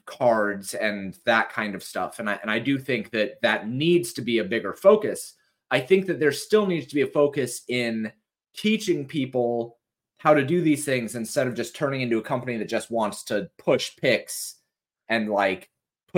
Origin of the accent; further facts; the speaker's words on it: Colorado, United States; now in Tennessee, United States; I haven't seen snow since we moved from Colorado